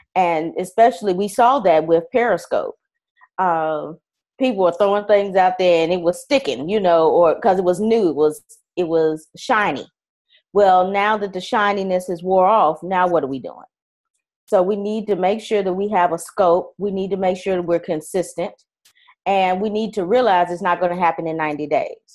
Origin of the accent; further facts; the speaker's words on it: Nashville, Tennessee, United States; moved away; also born or lived in California / Alabama / Colorado; I am from Nashville, Tennessee. I have also been, uh, lived in California as well as Alabama and Colorado